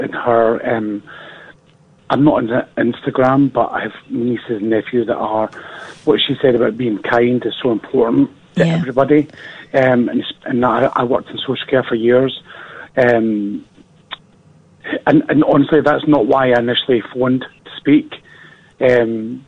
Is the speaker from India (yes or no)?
no; Scotland, United Kingdom; I'm from Scotland